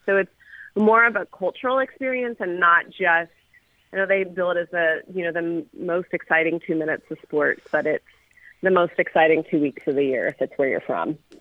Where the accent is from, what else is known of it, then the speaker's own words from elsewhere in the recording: Louisville, Kentucky, United States; I'm from Louisville.